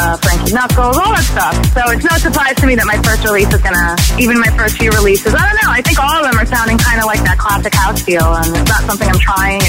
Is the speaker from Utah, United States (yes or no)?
no; New York, United States; I'm born and raised in New York